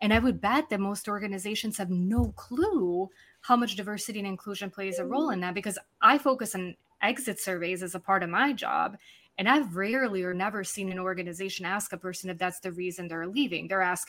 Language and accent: English; Serbia; English is a second language; also born or lived in London / United States; now in Buenos Aires, Argentina; I sit in Buenos Aires, Argentina. I'm originally from Serbia. I spend time living in London, a few places in the US.